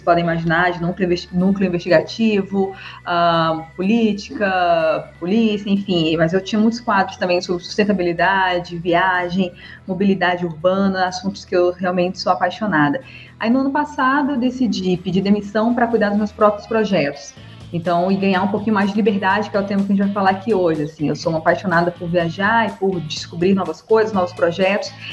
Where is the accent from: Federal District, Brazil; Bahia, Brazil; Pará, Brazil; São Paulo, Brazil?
Federal District, Brazil; Brasília; sou de Brasília, sou formada pela Universidade de Brasília